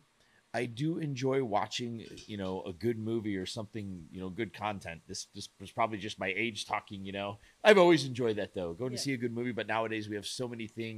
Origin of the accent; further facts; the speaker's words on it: Chicago, Illinois, United States; I grew up around Chicago